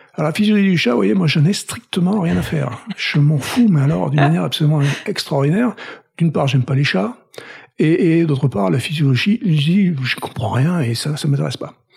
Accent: Toulouse, Occitania, France; moved away as an adult; also born or lived in Paris / Boston; now in United States; je viens de Toulouse. Donc je suis toulousain. J'ai vécu première partie de ma vie là-bas

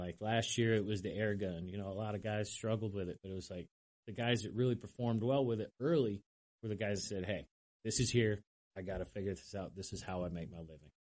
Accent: Lyme, New Hampshire, United States; moved away; I'm from New Hampshire originally, small little town called Lyme, New Hampshire.

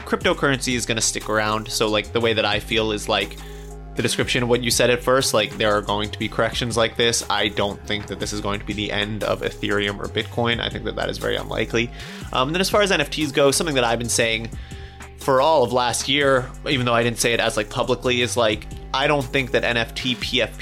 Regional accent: Colorado, United States; I'm also from Colorado, so sort of a hometown hero

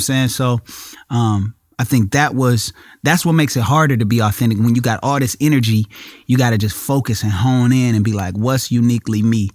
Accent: Inglewood, California, United States; I'm from Inglewood

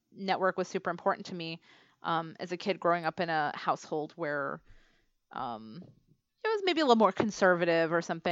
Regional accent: New York, United States; now in Cambridge, United States; I'm actually from New York

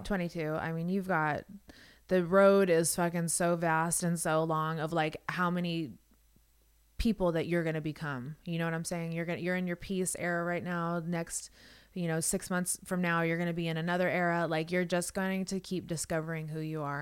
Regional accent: Las Vegas, Nevada, United States; moved away; I'm from Vegas. I actually grew up there

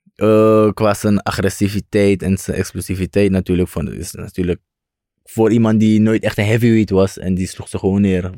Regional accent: Suriname; Ik kom ook van Suriname.

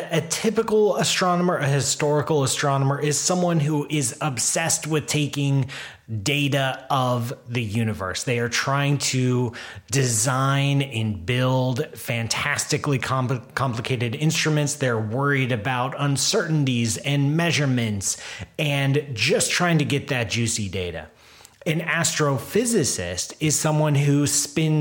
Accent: Columbus, Ohio, United States; I grew up in Columbus. I grew up as a kid going to a COSI

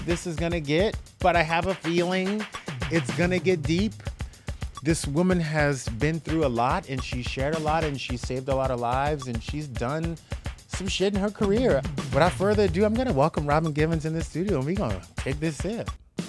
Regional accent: the South, United States; I grew up in the South.

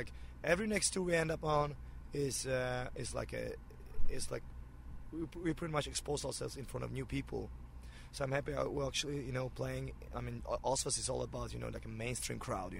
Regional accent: Poland; now in United States; my home country

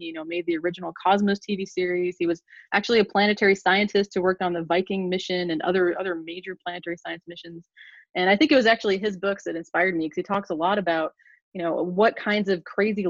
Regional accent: Portland, Oregon, United States; moved away as an adult; also born or lived in Ithaca, New York / Phoenix, Arizona; now in West Lafayette, Indiana, United States; I'm from Portland, Oregon originally, and I grew up between the Pacific Ocean and the volcanoes of the Pacific Northwest.

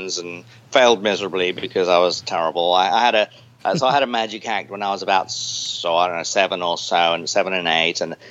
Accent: Enfield, London, United Kingdom; also born or lived in Chatham, Kent; I actually grew up in a town called Enfield, where they originally made the Enfield

